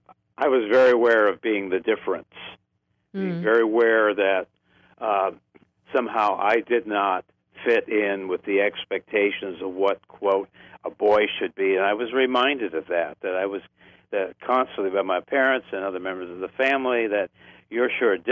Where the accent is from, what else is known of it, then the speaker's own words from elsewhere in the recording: Creston, Ohio, United States; I grew up in Ohio, where my family's been for 200